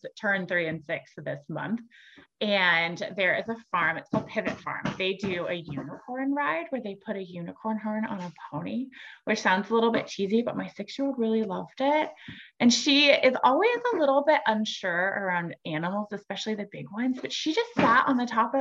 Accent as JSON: {"language": "English", "town": "San Diego", "region": "California", "country": "United States", "tie": "born or raised there", "moved": "yes", "said": "I grew up in San Diego"}